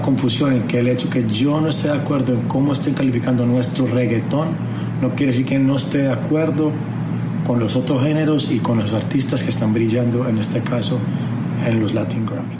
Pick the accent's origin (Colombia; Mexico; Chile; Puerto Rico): Colombia; mi tierra Colombia